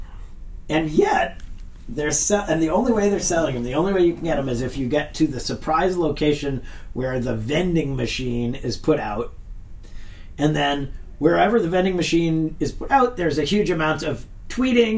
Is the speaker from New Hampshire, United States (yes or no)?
yes; New Hampshire, United States; moved away as an adult; also born or lived in Stanford; home in New Hampshire